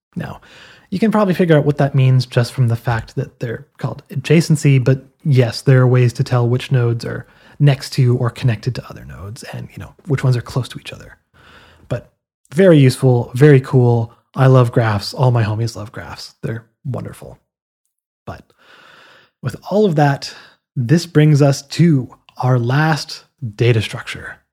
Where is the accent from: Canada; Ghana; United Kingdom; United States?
Canada; Now, I'm Canadian